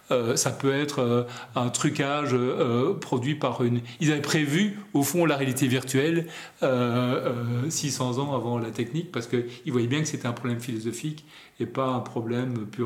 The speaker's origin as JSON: {"language": "French", "country": "Belgium", "tie": "born there", "said": "moi aussi je suis né en Belgique par hasard"}